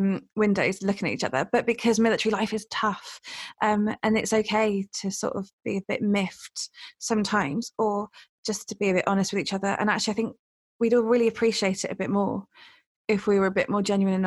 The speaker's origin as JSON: {"language": "English", "country": "United Kingdom", "moved": "yes", "said": "I'm basically from the Cotswolds"}